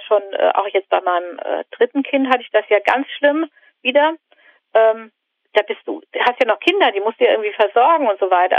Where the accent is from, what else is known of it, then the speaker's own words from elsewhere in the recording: the North, Northern Germany, Germany; ich komme aus dem Norden